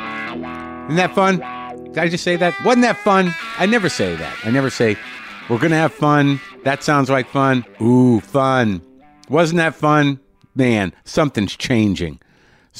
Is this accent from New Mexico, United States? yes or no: yes; New Mexico, United States; I grew up in New Mexico